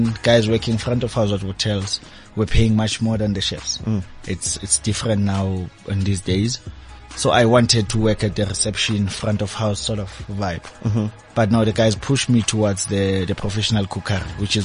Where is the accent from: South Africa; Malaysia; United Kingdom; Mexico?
South Africa; Tembisa, Gauteng; I'm from Tembisa, born, raised, still residing in Tembisa